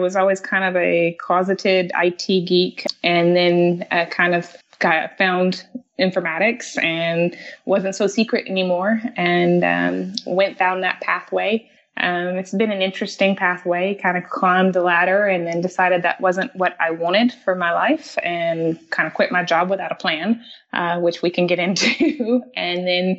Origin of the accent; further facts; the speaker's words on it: the South, United States; accent: Southern; Oh, and if you can probably tell, I have an accent because I am from the South, so I'm a Southern girl.